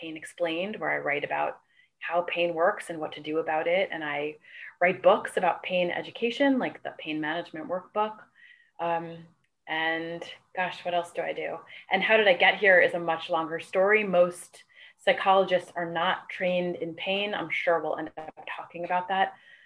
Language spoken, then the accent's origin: English; New York, United States; now in California, United States; I am a native New Yorker. I grew up in New York. I now live in California